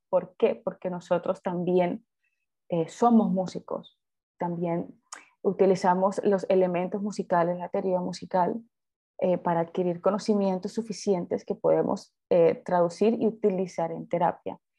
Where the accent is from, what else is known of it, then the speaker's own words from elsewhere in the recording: Colombia; soy de Colombia